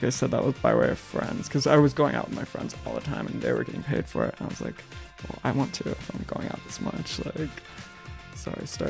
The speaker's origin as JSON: {"language": "English", "region": "the South", "country": "United States", "moved": "yes", "said": "I'm from the South"}